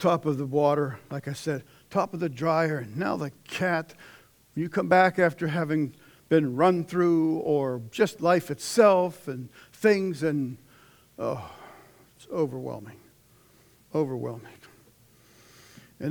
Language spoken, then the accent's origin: English; Pittsburgh, Pennsylvania, United States; from Pittsburgh